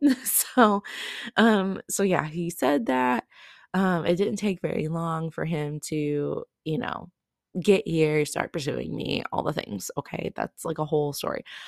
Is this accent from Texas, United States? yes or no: no; Oklahoma, United States; I am from Oklahoma